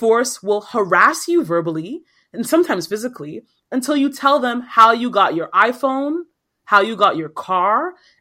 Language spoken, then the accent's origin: English; Nigeria; now in Toronto, Canada; as a Nigerian